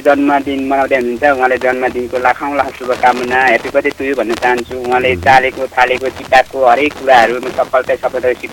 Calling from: Bhojpur, Koshi Province, Nepal

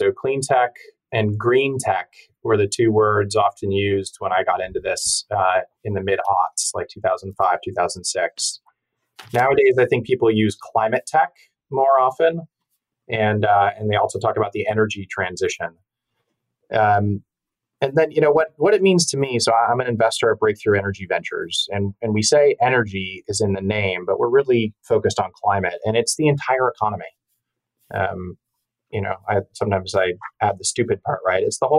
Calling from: Larkspur, California, United States; I'm in the cottage in our backyard in Larkspur, California, about 8 miles from the Golden Gate Bridge.

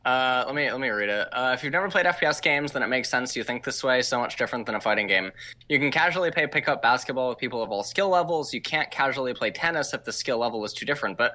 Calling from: Quebec City, Quebec, Canada; Quebec City, Canada.

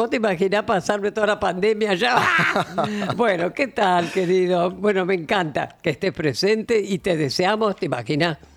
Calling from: Villa Martelli, Buenos Aires Province, Argentina; de Martelli, ….

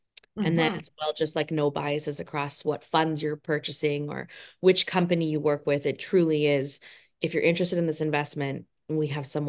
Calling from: Toronto, Ontario, Canada; Oh, I'm right there with you. Toronto, Canada.

